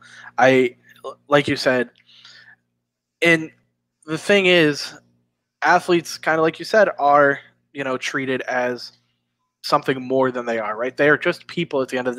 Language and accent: English; Boston, Massachusetts, United States; I'm from Boston.